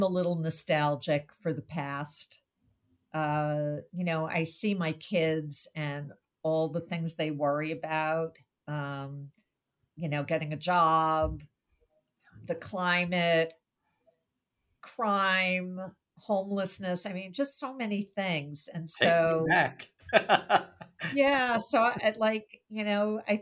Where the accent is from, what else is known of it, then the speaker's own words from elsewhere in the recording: Brookline, Massachusetts, United States; here in my hometown in Brookline, Massachusetts